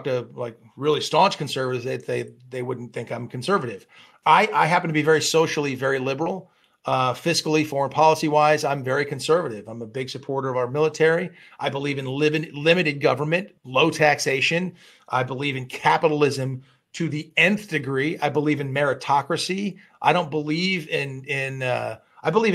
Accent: Malibu, California, United States; also born or lived in Hollywood; I grew up in Hollywood. I grew up in Malibu, California

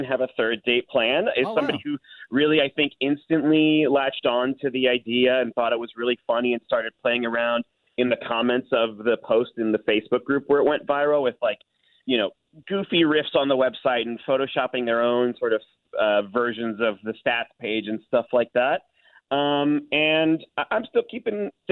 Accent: St. Louis, Missouri, United States; my hometown of St. Louis

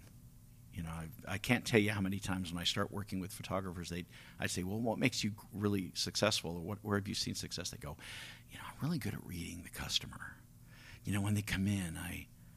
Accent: California, United States; moved away; I'm from California originally

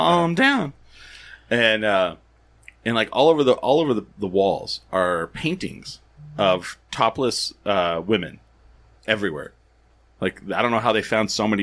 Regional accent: 1 hour outside of Roswell, New Mexico, United States; I grew up 1 hour outside of Roswell

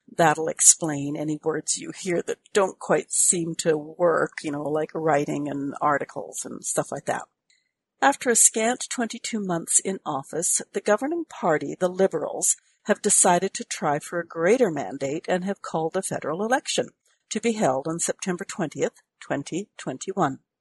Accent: Canada; I'm a Canadian.

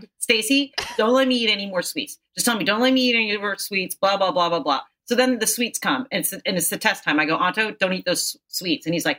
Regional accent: Philippines; Ed, because I'm the Filipino.

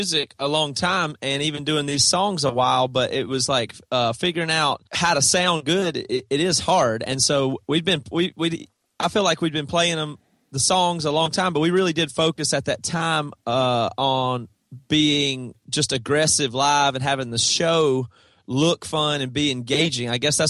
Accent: South Carolina, United States; That's right. Yeah. Toby and Devin and Joel and our original drummer Seth all are from South Carolina. Small town. Same town.

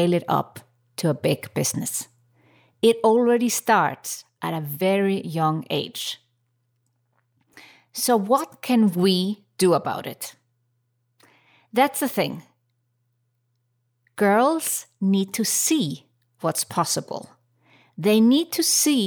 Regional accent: Reykjavik, Capital Region, Iceland; my home country, Reykjavik, Iceland

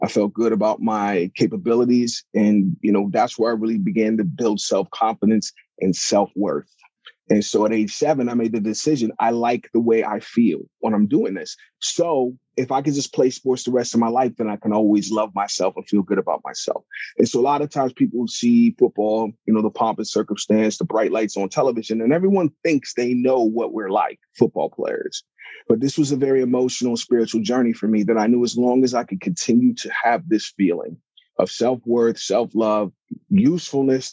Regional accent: Pittsburgh, Pennsylvania, United States; I'm originally from Pittsburgh, Pennsylvania. And, you know, I was born into, you know, my parents are from Africa. They're from Nigeria. So I'm first generation American.

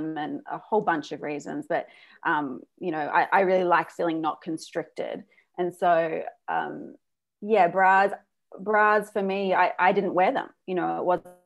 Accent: Australia; moved away; I grew up in Australia

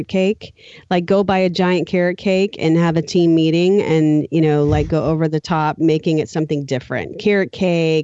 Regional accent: New Orleans, Louisiana, United States; I grew up in New Orleans

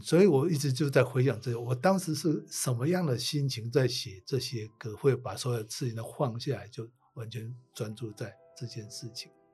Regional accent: Taipei, Taiwan; moved away; also born or lived in Tokyo, Japan; 台北是我的故乡

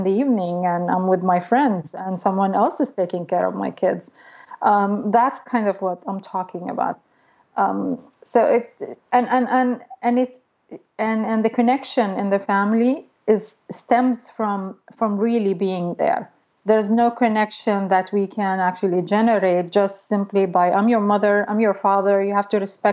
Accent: Saudi Arabia; also born or lived in Egypt; now in United States; I grew up in Saudi Arabia, so of course I go visit my family there a lot

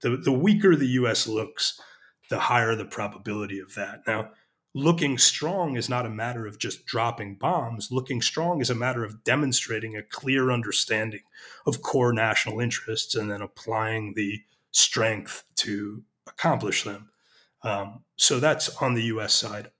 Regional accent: United States; moved away as an adult; now in Israel; I'm an American.

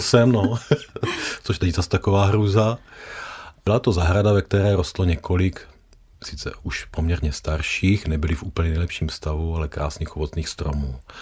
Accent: South Moravian Region, Czechia; u nás na Jižní Moravě

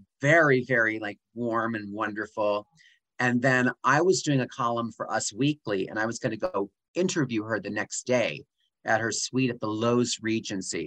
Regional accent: Allentown, Pennsylvania, United States; moved away as an adult; I am from Allentown, Pennsylvania, but not really like Allentown, like 20 minutes outside of Allentown

